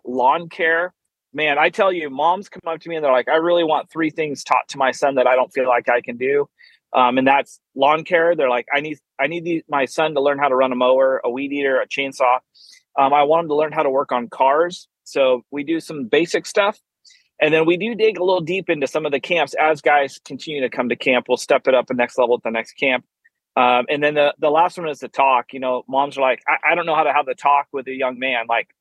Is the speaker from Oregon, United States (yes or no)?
yes; Oregon, United States; now in Fort Worth, United States; I actually live in just outside of Fort Worth, Texas, originally born and raised in Oregon.